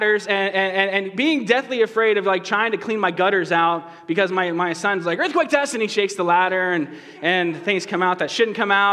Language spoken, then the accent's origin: English; right outside of Boston, Massachusetts, United States; moved away; I grew up over on the East Coast, right outside of Boston